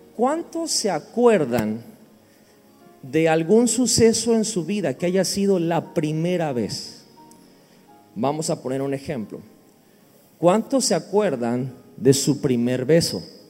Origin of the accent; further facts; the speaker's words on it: Villahermosa, Tabasco, Mexico; venimos de México, de la región, el estado se llama Tabasco, la ciudad se llama Villahermosa